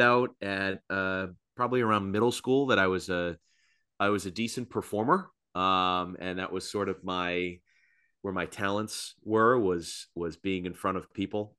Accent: Plymouth, Massachusetts, United States; moved away as an adult; now in Providence, United States; I grew up in Plymouth

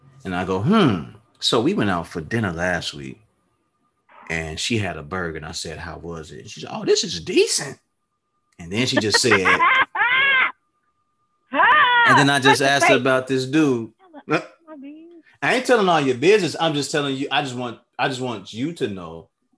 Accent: Chicago, Illinois, United States; we are from Chicago

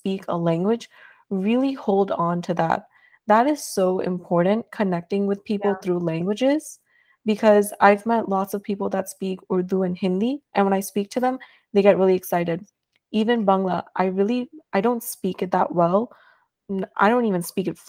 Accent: New York City, New York, United States; I am from New York City, born and raised. I'm from Queens, Regal Park

